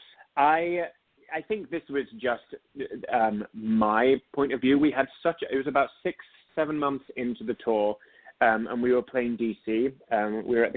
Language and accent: English; United Kingdom; accent: British; moved away as an adult; now in West Orange, United States; you're British. I'm like, yes.